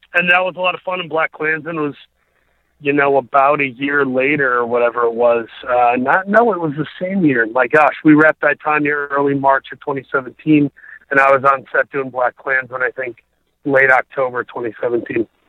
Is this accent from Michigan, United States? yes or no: yes; Saginaw, Michigan, United States; also born or lived in Grand Rapids, Michigan; I was born there, but by one and a half years old, my my dad, who was a Lutheran minister, he took a call to a church over in Saginaw, Michigan. That's kind of where I grew up, was in uh, Saginaw, Michigan